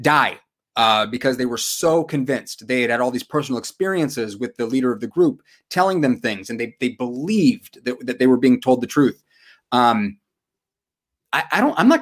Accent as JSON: {"language": "English", "town": "San Diego", "region": "California", "country": "United States", "tie": "born or raised there", "said": "I grew up in San Diego"}